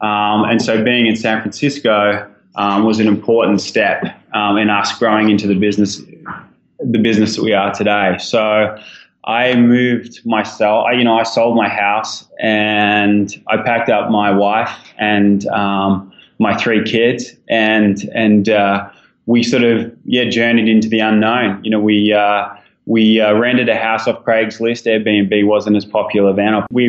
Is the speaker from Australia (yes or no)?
yes; Australia; obviously my accent gives something away. So I'm an Aussie guy